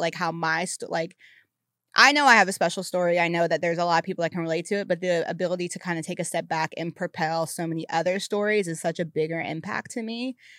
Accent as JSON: {"language": "English", "region": "the South", "country": "United States", "moved": "yes", "lives_now": "Los Angeles, United States", "said": "as a Southerner"}